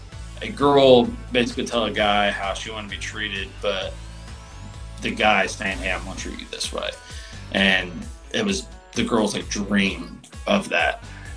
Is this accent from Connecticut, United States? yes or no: no; Indiana, United States; but like I'm from Indiana, so it's like